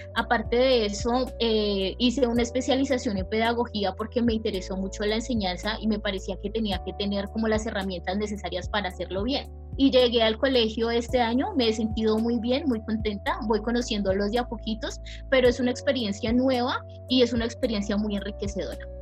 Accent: Pacific region, Colombia; vengo de una región de Colombia que es el Pacífico colombiano

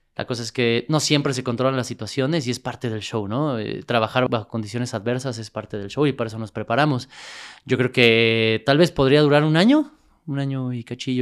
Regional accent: Mexico City, Mexico; also born or lived in El Paso, Texas; nací en Texas, pero crecí toda mi vida en, la Ciudad de México

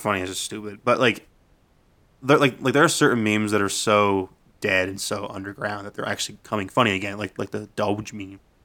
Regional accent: Nova Scotia, Canada; I'm from Nova Scotia

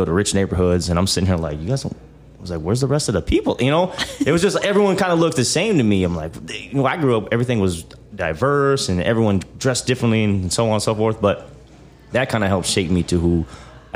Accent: Omaha, Nebraska, United States; also born or lived in Kansas City; So that's where I was raised at, was Boys Town

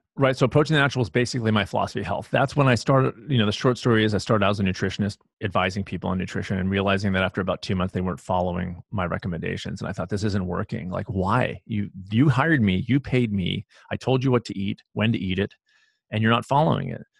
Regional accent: Los Angeles, California, United States; also born or lived in San Diego / Houston; I grew up in Los Angeles and, and, um, for m, a lot of my life, and then San Diego and Houston

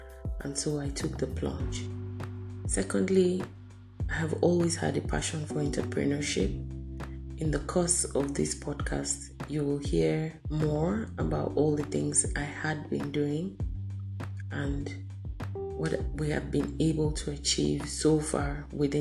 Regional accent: Benue, Nigeria; now in Abuja, Nigeria; I'm a 43-year-old single female based in Abuja, Nigeria, West Africa. But I'm originally from Benue State, North Central Nigeria.

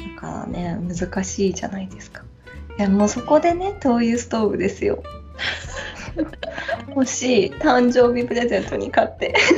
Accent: Hokkaido, Japan; moved away; うちの実家はそう私が子供の時から住んでる

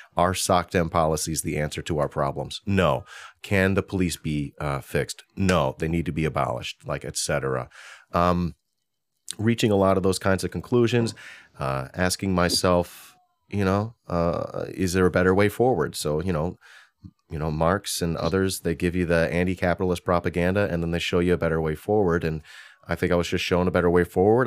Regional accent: Hoffman Estates, Illinois, United States; I'm from Hoffman Estates.

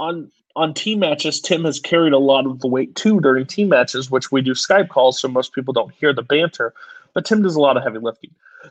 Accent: Brooklyn, New York, United States; I'm from Brooklyn.

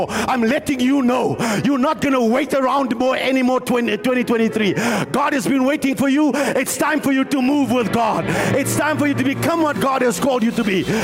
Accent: Randfontein, Gauteng, South Africa; Oh, I come from Randfontein. So I come from Kari.

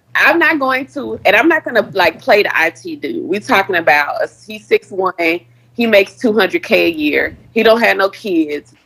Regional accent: Houston, Texas, United States; I'm from Third Ward, you know. I'm from the hood

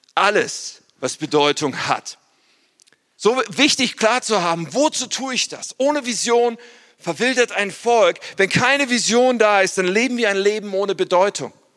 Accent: Ennepetal, North Rhine-Westphalia, Germany; ich komme eigentlich aus Ennepetal, ursprünglich, da bin ich aufgewachsen

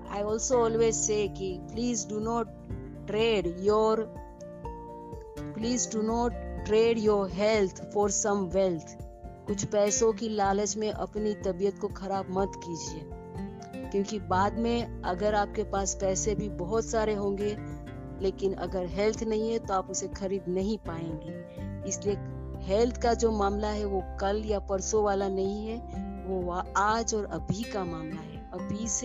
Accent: Mumbai, Maharashtra, India; मैं मुंबई से हूँ और मेरा क्लिनिक है मुंबई में

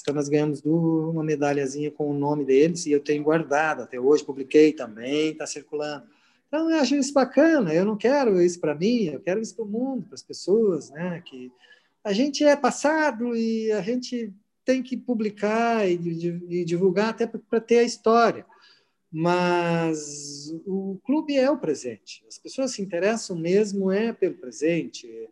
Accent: Gravataí, Rio Grande do Sul, Brazil; eu, como um índio que saí de Gravataí no meio do arroio, no meio do mato

